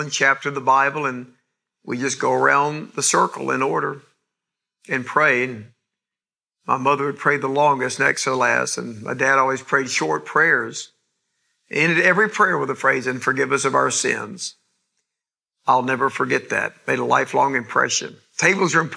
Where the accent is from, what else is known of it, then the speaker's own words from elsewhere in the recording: East Point, Georgia, United States; south side of Atlanta where I grew up in East Point